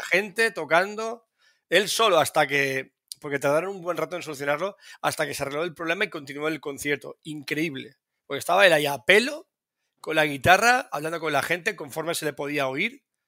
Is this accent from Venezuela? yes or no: no; Spain; soy español y no vivo allí.